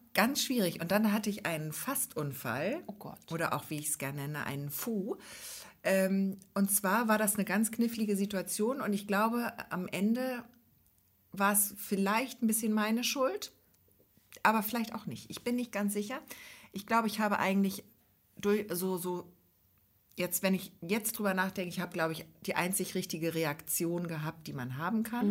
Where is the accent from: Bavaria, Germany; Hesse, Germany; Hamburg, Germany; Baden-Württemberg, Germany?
Hamburg, Germany; als Großstädterin, als Hamburgerin